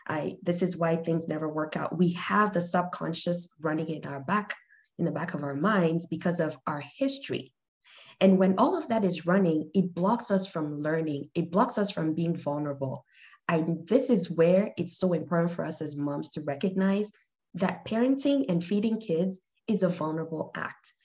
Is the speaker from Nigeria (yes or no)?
yes; Nigeria; moved away; I'm originally from Nigeria, a lot of our foods come mixed